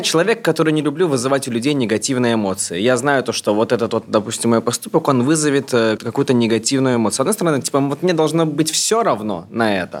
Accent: Moscow, Russia; И я родился, вырос в Москве

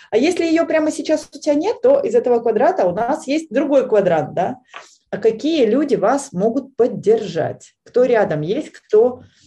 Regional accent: Veliky Novgorod, Novgorod Oblast, Russia; в моем родном городе, в Великом Новгороде

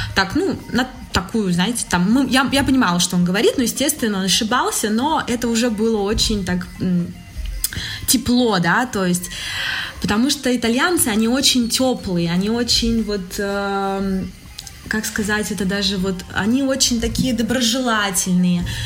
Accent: Nizhny Novgorod, Nizhny Novgorod Oblast, Russia; moved away as an adult; also born or lived in Calabria, Italy; now in Italy

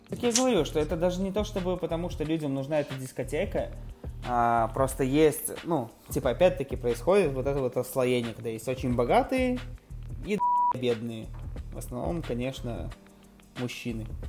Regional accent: Minsk, Belarus; я типа вырос э, в детстве на Комаровке, ну, район Комаровки

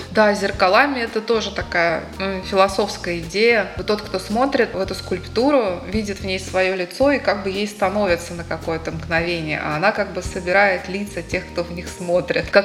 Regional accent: Moscow, Russia; moved away as an adult; now in Daugavpils, Latvia; Семь лет назад я уехала сюда из Москвы, и теперь я Даугавпилчанка.

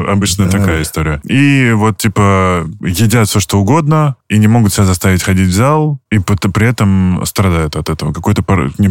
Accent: Stupino, Moscow Oblast, Russia; я из Ступина

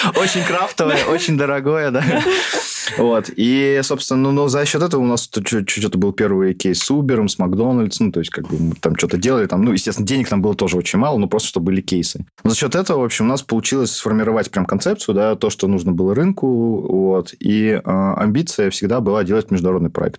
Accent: Ufa, Bashkortostan, Russia; мы из Уфы все втроем

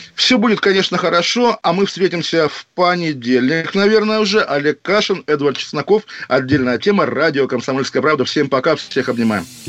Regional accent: Kaliningrad Oblast, Russia; у меня на родине

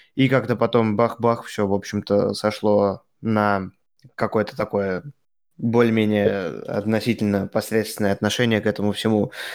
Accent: Russia; now in Germany; я из России

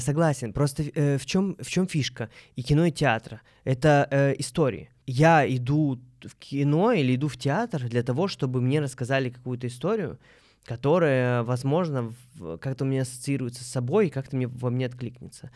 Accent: Moscow, Russia; Мы, москвич

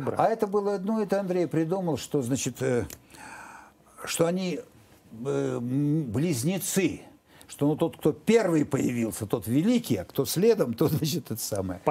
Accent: Novosibirsk, Novosibirsk Oblast, Russia; moved away as an adult; я из Новосибирска

